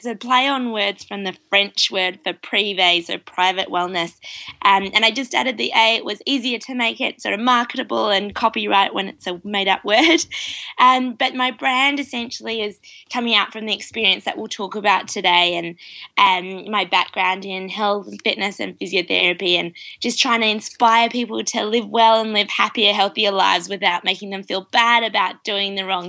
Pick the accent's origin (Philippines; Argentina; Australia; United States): Australia; now in New Zealand; I'm calling from New Zealand, but I'm Australian. So I have a bit of an interesting mix of an accent.